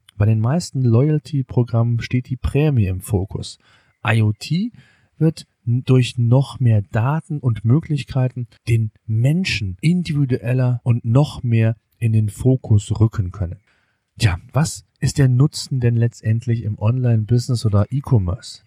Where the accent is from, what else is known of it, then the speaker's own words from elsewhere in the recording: Germany; bei uns in Deutschland